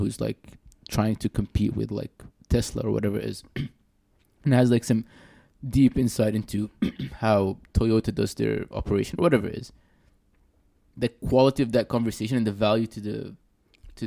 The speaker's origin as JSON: {"language": "English", "country": "Sudan", "said": "I'm from Sudan"}